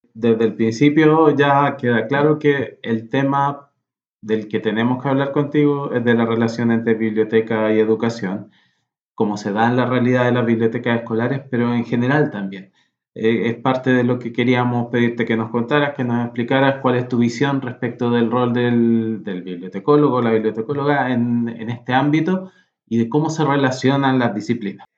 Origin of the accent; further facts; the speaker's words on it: Chile; nosotros como chilenos, eh, con las culturas que tenemos